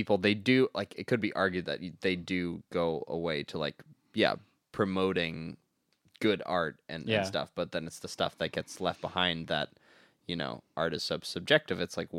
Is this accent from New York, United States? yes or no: yes; New York, United States; Because I grew up in Harlem.